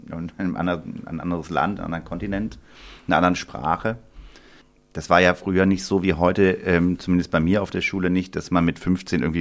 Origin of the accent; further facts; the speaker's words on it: Bonn, North Rhine-Westphalia, Germany; born there; Ich komme, genau, ich bin in Bonn geboren, im Johanniter Krankenhaus im äh, Januar 1982.